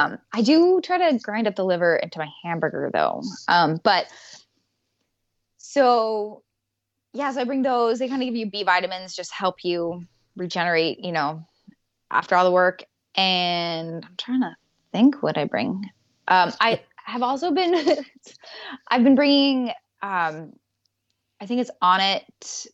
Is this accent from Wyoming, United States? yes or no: yes; Wyoming, United States; now in Alaska, United States; I grew up in Wyoming, so, and my dad was a hunter